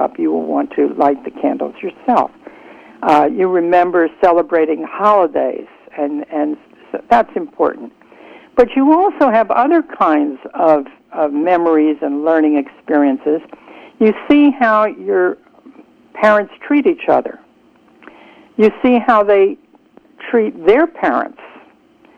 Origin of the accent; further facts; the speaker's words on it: United States; When I was growing up in America